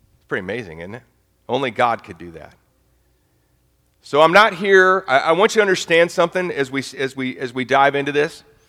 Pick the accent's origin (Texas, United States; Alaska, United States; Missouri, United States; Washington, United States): Missouri, United States; St. Louis; moved away as an adult; now in Nashville, United States; I'm from St. Louis, Missouri